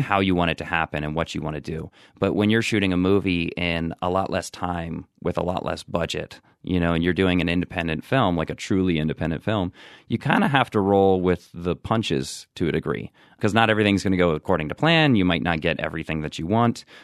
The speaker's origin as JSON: {"language": "English", "town": "Marietta", "region": "Ohio", "country": "United States", "tie": "born or raised there", "also_born_or_lived": "New York", "moved": "as an adult", "said": "I actually grew up in, uh, southeastern Ohio. It's a, it's a small town called Marietta, Ohio"}